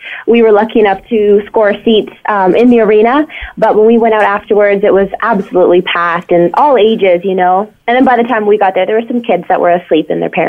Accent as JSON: {"language": "English", "town": "Lucan", "region": "Ontario", "country": "Canada", "tie": "born or raised there"}